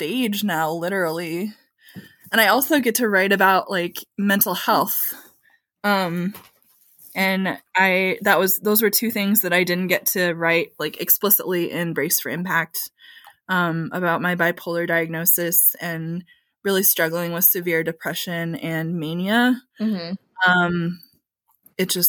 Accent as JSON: {"language": "English", "region": "rural Michigan", "country": "United States", "tie": "born or raised there", "also_born_or_lived": "Texas", "moved": "yes", "lives_now": "St. Louis, United States", "said": "some of the blue collar workers of my hometown in rural Michigan"}